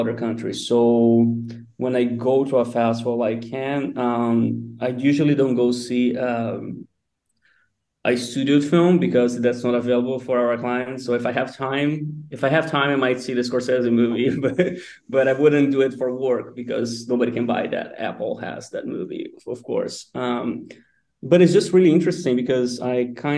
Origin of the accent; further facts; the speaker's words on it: a small town in São Paulo state, Brazil; moved away as an adult; also born or lived in United States; now in Lisbon, Portugal; I'm from a very small town in São Paulo, like an hour and a half from São Paulo, the city